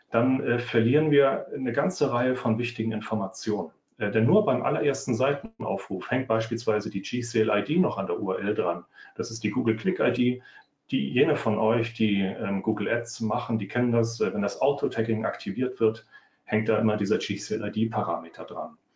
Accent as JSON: {"language": "German", "region": "Northern Germany", "country": "Germany", "said": "Also, ich komme aus dem Norden, ich wohne bei Hamburg"}